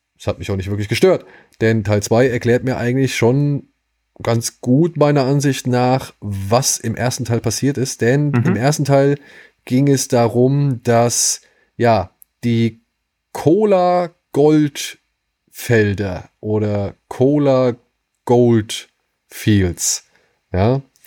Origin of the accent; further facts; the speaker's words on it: Wiesbaden, Hesse, Germany; moved away; in meiner alten Heimatstadt Wiesbaden